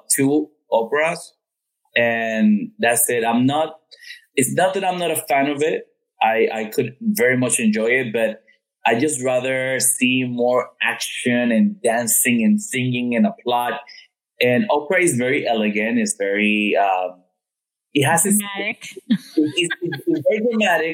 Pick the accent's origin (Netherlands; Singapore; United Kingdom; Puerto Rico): Puerto Rico; first language Spanish; English is a second language; moved away as an adult; now in Miami, United States; I grew up in Puerto Rico, and I had the opportunity of also working in the Spanish industry here in Miami